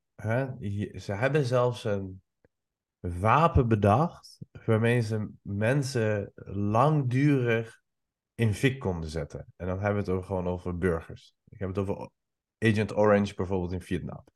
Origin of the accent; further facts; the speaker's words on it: Iran; also born or lived in Albania; now in Netherlands; Ik kom oorspronkelijk uit Iran